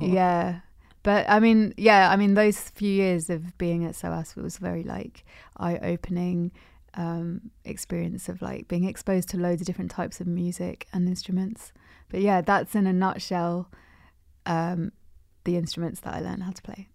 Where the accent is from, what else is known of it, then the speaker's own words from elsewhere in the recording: London, United Kingdom; I'm in Londoner, born and bred